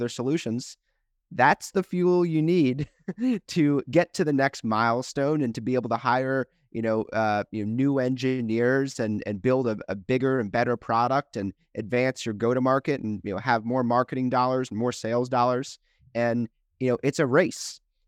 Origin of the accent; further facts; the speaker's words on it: Chevy Chase, Maryland, United States; also born or lived in St. Louis; And I grew up in the Washington, D.C. area, a little suburb called Chevy Chase, sandwiched between Bethesda and Washington, D.C. Came out to St. Louis for school, undergrad at WashU in St. Louis